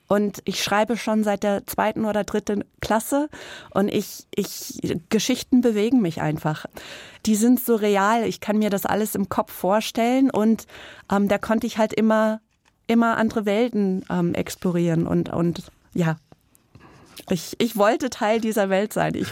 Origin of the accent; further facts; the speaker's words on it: East Coast, United States; also auf der Ostküste in den USA aufgewachsen und wir sind dann öfters immer nach Rhode Island hochgefahren.